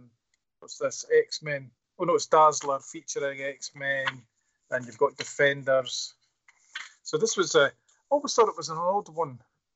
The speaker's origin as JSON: {"language": "English", "country": "United Kingdom", "said": "we're not America, we're Britain. We are British."}